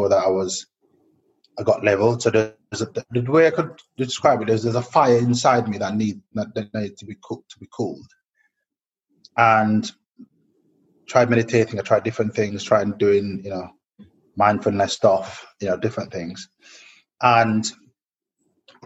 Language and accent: English; Jamaica; growing up in Jamaica